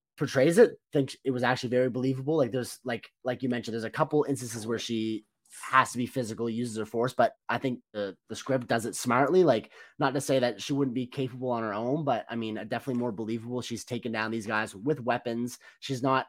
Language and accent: English; Canada; as a Canadian